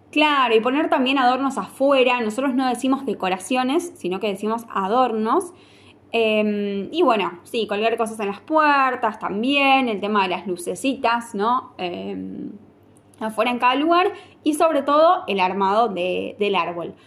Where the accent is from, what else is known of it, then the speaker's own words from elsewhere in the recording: Argentina; Somos argentinos